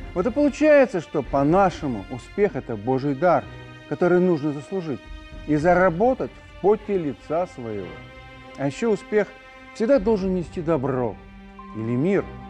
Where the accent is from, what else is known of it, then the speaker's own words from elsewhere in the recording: Belarus; мы, белорусы